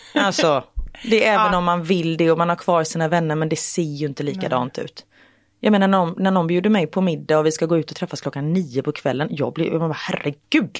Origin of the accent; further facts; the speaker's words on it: Gothenburg, Västra Götaland, Sweden; jag från Göteborg